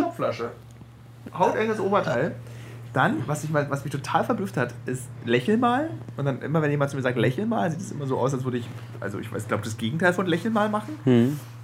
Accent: Berlin, Germany; dass wir beide echte Berliner sind

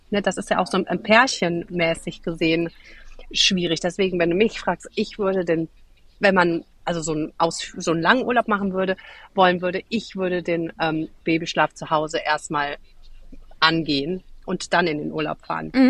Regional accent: Cologne, North Rhine-Westphalia, Germany; Nee, und ursprünglich komme ich aus Köln

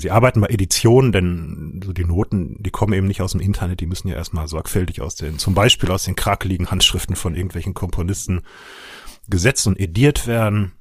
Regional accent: Ruhr area, North Rhine-Westphalia, Germany; moved away; wie man vielleicht ein bisschen hört, komme ich ursprünglich aus dem Ruhrgebiet

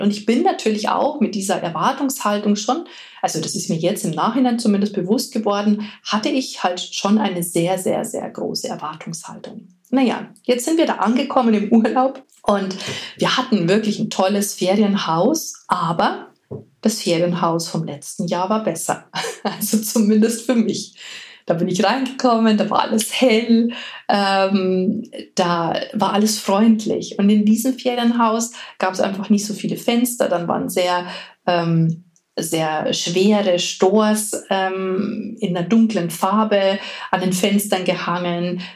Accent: Bavaria, Germany; Hier bei uns in Bayern

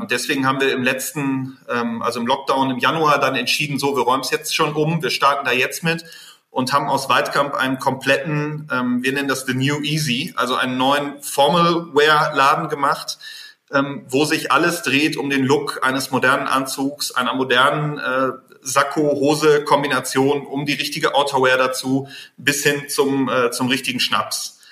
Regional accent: North Rhine-Westphalia, Germany; ich bin Westfale

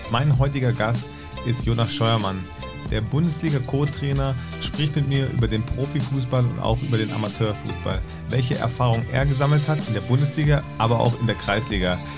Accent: Freiburg, Baden-Württemberg, Germany; Freiburg, weil es meine Heimat ist.

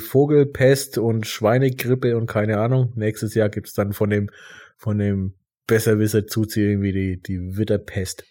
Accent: Germany; bei uns in Deutschland

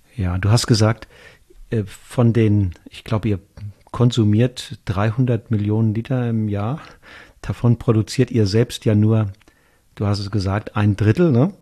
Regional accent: Rheingau, Hesse, Germany; bei uns im Rheingau

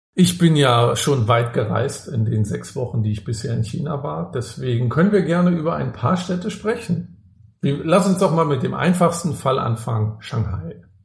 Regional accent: Rostock, Mecklenburg-Vorpommern, Germany; Ich komme ja auch aus, aus Rostock, bin da im, äh, im Plattenbau groß geworden

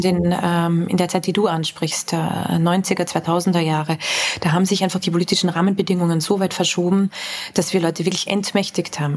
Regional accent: Vienna, Austria; bin ich aus Wien, äh, also aus ja. Österreich

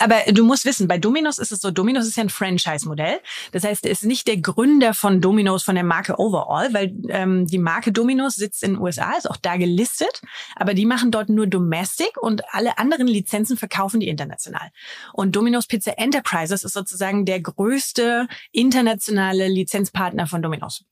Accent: Germany; als Deutscher

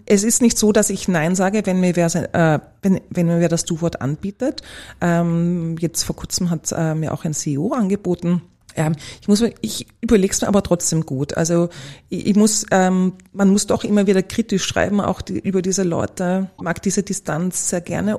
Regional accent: Vienna, Austria; Ich bin eine typische Wienerin

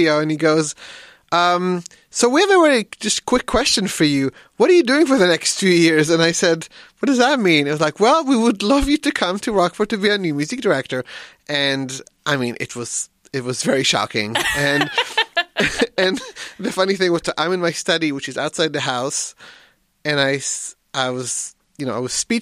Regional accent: Israel; now in Bellingham, United States; I'm originally from Israel, but I live in Bellingham, Washington right now

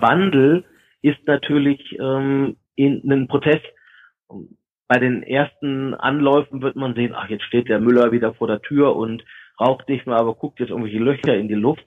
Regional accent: Germany; wir uns als Deutsche

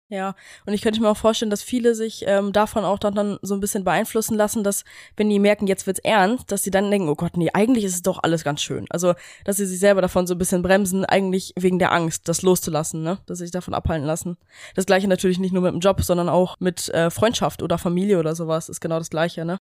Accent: Germany; wir kommen ja ähm, aus Deutschland da aus der Ecke quasi, direkt an der Grenze von Holland

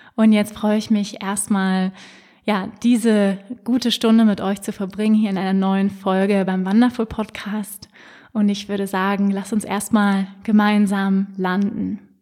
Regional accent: Hamburg, Germany; now in Lake Starnberg, Germany; Ich bin ja in Hamburg geboren. Es ist immer so ein bisschen nach Hause kommen

